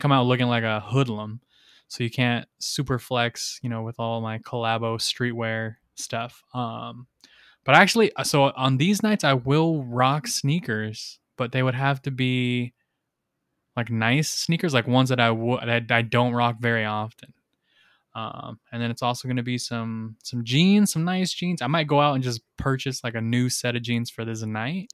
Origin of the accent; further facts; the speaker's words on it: Rialto, California, United States; I'm from Rialto